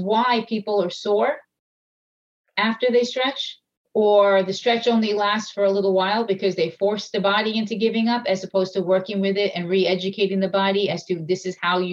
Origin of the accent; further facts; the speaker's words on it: Long Island, New York, United States; I'm from Long Island